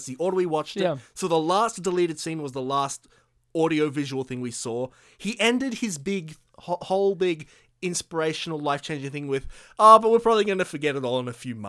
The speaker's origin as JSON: {"language": "English", "country": "Australia", "said": "I'd probably add in, like, oh, because we're Australian and we kind of might have known people like this"}